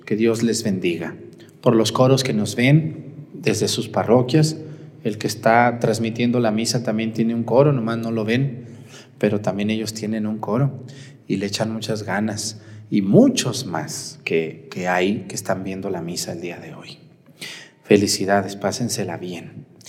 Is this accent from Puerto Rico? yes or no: no; Mexticacán, Jalisco, Mexico; moved away; mi mamá Josefina, que está allá en mi pueblo, en Mestigacán